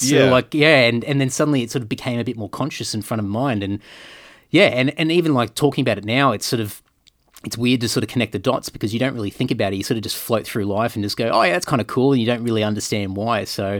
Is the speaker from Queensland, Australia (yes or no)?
yes; Brisbane, Queensland, Australia; And growing up in Brisbane, but like a lot of my childhood was regional Queensland, so I grew up in a lot of country towns and sort of moved around the place